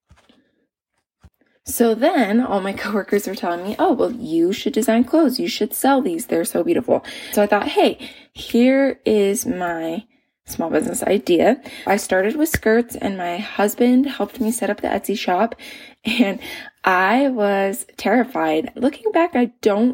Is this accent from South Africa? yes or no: no; Utah, United States; moved away as an adult; we ended up moving back to my home state of Utah